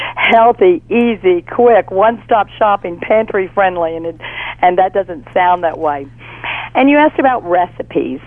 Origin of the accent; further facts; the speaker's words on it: Fort Worth, Texas, United States; now in Baton Rouge, United States; I'm originally from Fort Worth, Texas